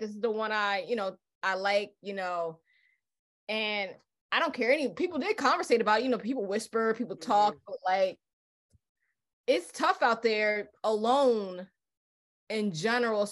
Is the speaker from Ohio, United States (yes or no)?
no; Paterson, New Jersey, United States; now in Philadelphia, United States; I'm from North Jersey, from Patterson, and I'm living here in Philly